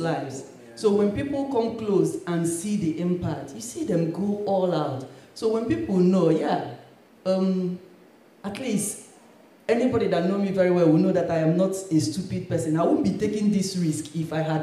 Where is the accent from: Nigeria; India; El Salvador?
Nigeria; moved away as an adult; now in United Kingdom; I grew up in Nigeria and I was a Christian, Pentecostal